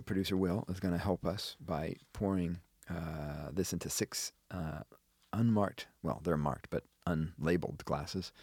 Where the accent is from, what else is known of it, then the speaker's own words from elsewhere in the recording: Wisconsin, United States; we were also growing up in Wisconsin